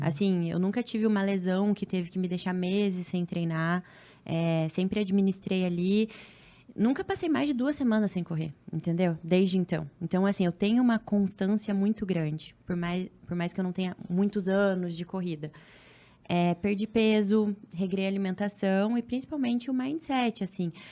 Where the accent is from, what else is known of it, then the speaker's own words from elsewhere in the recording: Cascavel, Paraná, Brazil; moved away as an adult; now in Rio de Janeiro, Brazil; eu moro no Rio, mas sou paranaense. Sou de Cascavel, do interior.